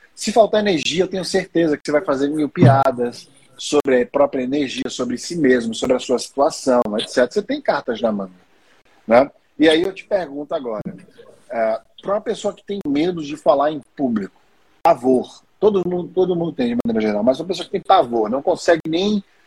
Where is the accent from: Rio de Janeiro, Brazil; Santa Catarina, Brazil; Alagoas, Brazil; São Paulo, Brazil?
Alagoas, Brazil; Maceió; pelo meu sotaque britânico, vocês já devem ter percebido que eu sou de Maceió